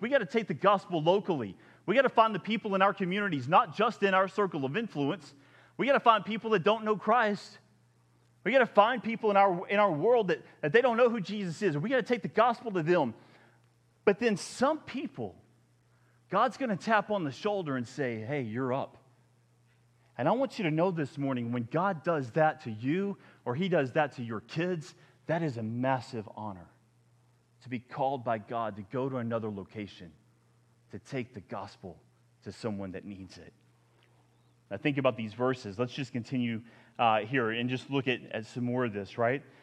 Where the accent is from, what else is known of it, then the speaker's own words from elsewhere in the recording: the South, United States; I'm from the South